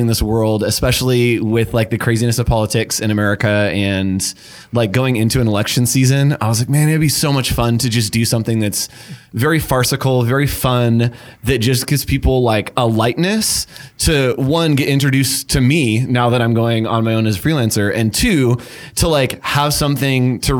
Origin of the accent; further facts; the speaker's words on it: just outside of Sacramento, California, United States; I grew up like just outside of Sacramento, and my like neighbors like just down the street had an emu farm